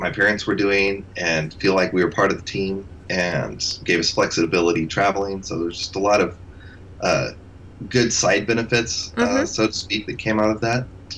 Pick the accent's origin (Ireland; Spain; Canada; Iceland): Spain; I grew up in Spain, and I was there for 20 years